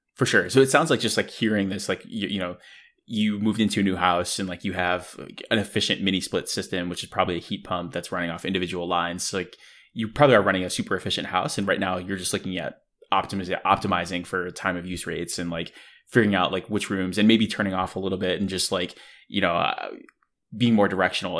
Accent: Buffalo, New York, United States; growing up in the Northeast in Buffalo, New York

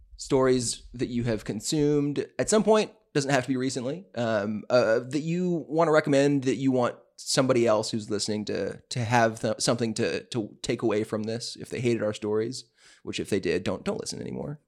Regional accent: the South, United States; we're from the South

